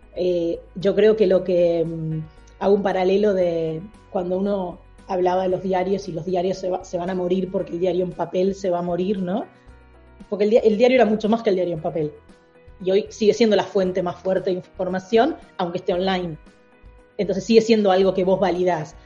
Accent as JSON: {"language": "Spanish", "country": "Argentina", "moved": "as an adult", "lives_now": "New York, United States", "said": "soy argentina, expatriada en New York"}